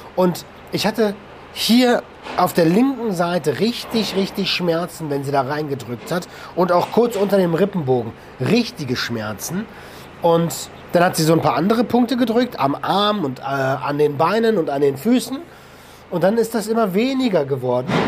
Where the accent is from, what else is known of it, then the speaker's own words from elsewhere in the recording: Germany; bei uns in Deutschland